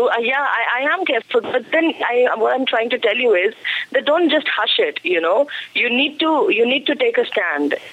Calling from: Amritsar, Punjab, India; No, I'm calling from Punjab, Amritsar.

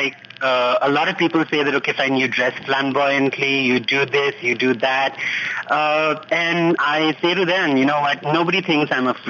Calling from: Delhi, India; I'm calling from Delhi.

